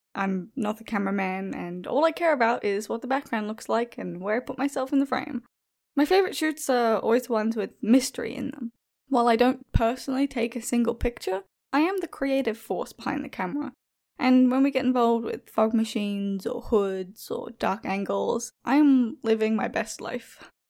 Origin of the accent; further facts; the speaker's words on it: Australia; Being Australian